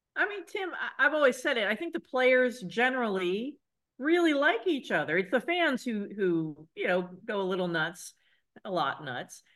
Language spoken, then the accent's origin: English; Cincinnati, Ohio, United States; I grew up in Cincinnati